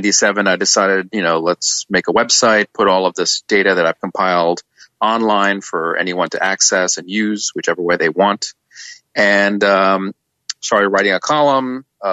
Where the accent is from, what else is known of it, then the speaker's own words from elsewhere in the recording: New York, United States; being a New Yorker.